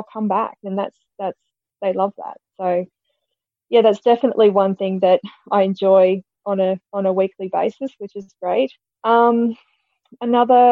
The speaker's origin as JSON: {"language": "English", "town": "Quilpie", "region": "Queensland", "country": "Australia", "tie": "born or raised there", "said": "I grew up in Quilpie in southwest Queensland"}